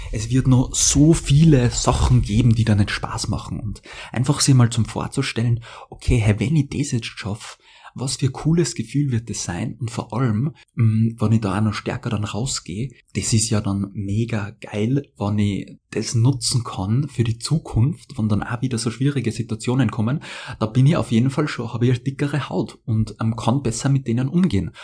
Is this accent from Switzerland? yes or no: no; Austria; als Österreicher